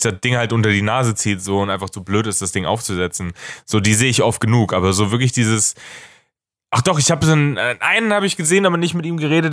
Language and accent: German; Germany; als Deutscher